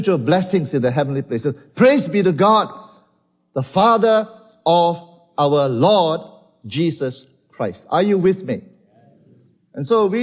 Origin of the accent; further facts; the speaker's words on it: Malaysia; from Malaysia.